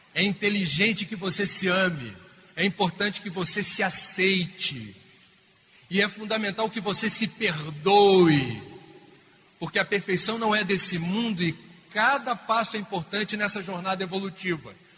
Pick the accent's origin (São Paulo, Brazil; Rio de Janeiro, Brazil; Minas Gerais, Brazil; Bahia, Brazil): Rio de Janeiro, Brazil; lá no Rio de Janeiro, de onde eu venho